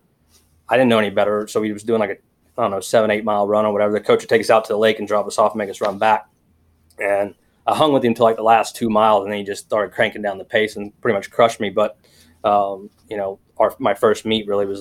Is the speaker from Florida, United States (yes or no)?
no; Oklahoma, United States; I grew up in Oklahoma, country kid or whatever, in a small town, 300 people